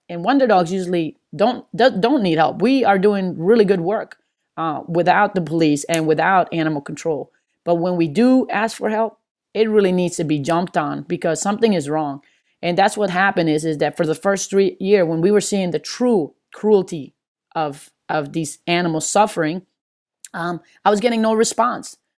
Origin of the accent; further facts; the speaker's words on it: Maryland, United States; also born or lived in Hartford / New Jersey / California / Las Vegas; now in Atlanta, United States; I'm from Maryland